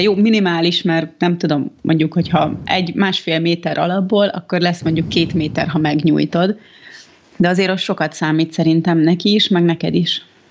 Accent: Budapest, Hungary; ez a környék, én itt nőttem fel, most olyanok járnak az edzőterembe, akik egy gyerekkorom óta ismerek

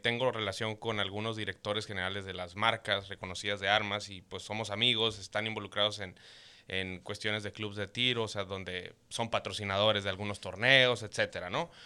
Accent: Caborca, Sonora, Mexico; yo nací en Caborca, Sonora, este, tierra caliente

